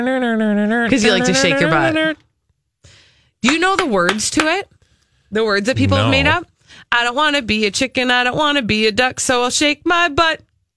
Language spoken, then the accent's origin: English; Wisconsin, United States; I'm from Wisconsin, so being a Badger fan and taking part in the fifth quarter of a football game, the chicken dance is a must love.